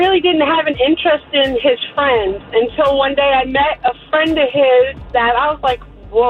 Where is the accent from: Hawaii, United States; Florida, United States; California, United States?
Florida, United States; Kissimmee; from Kissimmee.